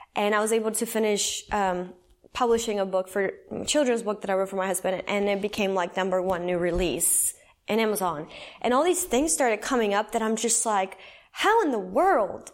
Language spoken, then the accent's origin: English; San Salvador, El Salvador; I was born and raised in El Salvador. I'll start there, Central America. So, San Salvador